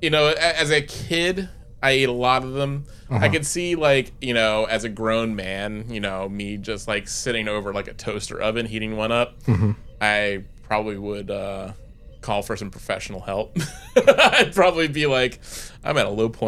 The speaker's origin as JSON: {"language": "English", "region": "East Coast", "country": "United States", "tie": "born or raised there", "also_born_or_lived": "Boston", "moved": "as an adult", "said": "a lot of things I grew up with on the East Coast"}